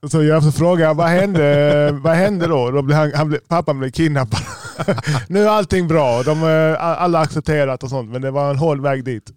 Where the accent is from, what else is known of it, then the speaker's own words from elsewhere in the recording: Malmö, Skåne, Sweden; moved away; also born or lived in Stockholm; vi är från Malmö